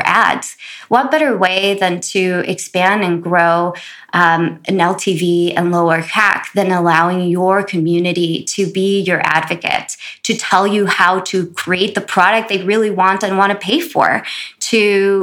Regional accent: Los Angeles, California, United States; also born or lived in Compton; growing up in South Central

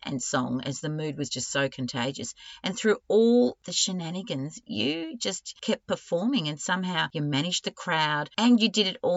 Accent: Australia

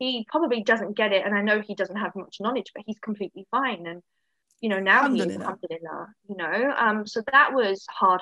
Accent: London, United Kingdom; moved away as an adult; now in Wales, United Kingdom; I grew up in London. I'm not actually English, but I grew up in London since I was six.

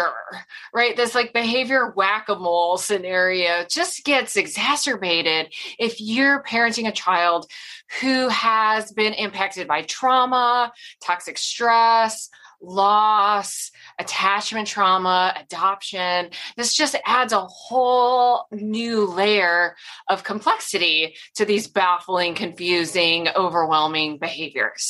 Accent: Michigan, United States; moved away as an adult; also born or lived in Austin, Texas; now I'm back in Michigan, outside Grand Rapids in West Michigan

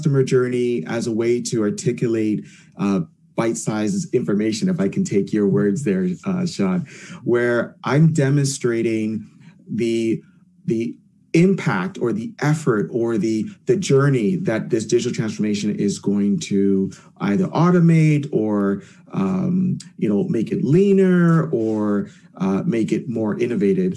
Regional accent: Jamaica; also born or lived in Canada; I'm Jamaican. I'm a Jamaican Canadian.

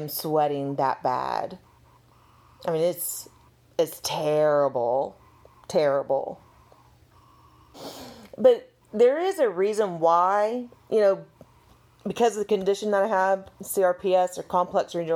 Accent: South Carolina, United States; Women in South Carolina, I mean, we're from the South

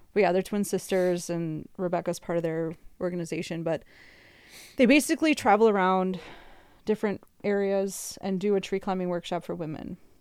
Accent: Midwest, United States; moved away; also born or lived in California; me being a Midwesterner

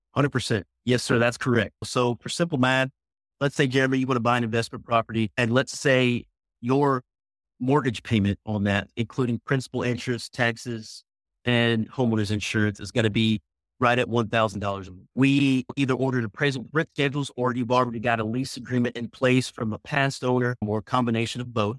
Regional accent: Memphis, Tennessee, United States; now in Frisco, United States; Originally, I'm from Memphis, Tennessee, moved to Dallas, Texas, the Frisco area, kind of north of Dallas um, in 2006

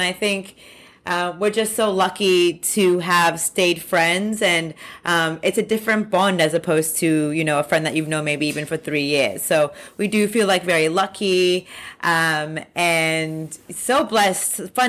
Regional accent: South Africa; also born or lived in London; now in New York City, United States; we are two international African girls. I'm from South Africa.

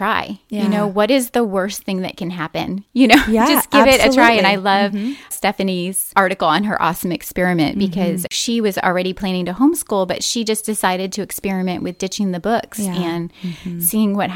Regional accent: West Point, New York, United States; I spent so much time in nature in my early childhood. We grew up in West Point, New York

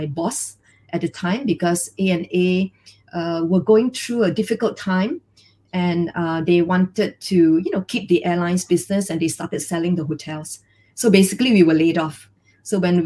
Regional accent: George Town, Penang, Malaysia; moved away as an adult; also born or lived in Switzerland; I was born in Penang. It's a small island in West Malaysia

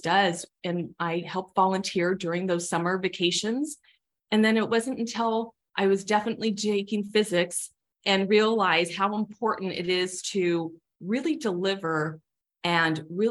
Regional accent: Southern California, United States; also born or lived in Chicago; I'm born and raised in Southern California

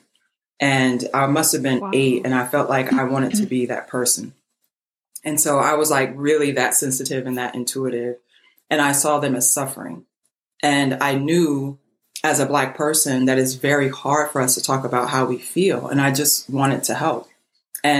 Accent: Trenton, New Jersey, United States; I'm from Trenton, New Jersey. I was raised in a row house

